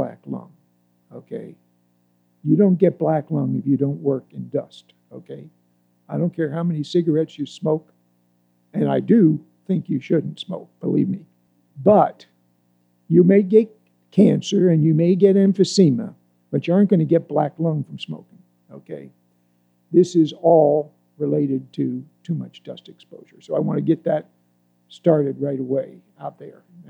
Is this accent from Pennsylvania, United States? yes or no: yes; Altoona, Pennsylvania, United States; I grew up in Altoona, Pennsylvania